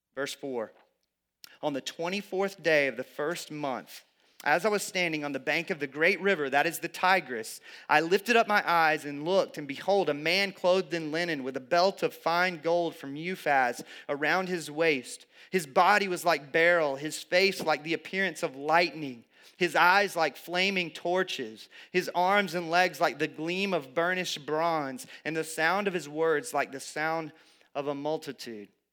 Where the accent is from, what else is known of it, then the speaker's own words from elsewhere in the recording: the South, United States; I grew up in the South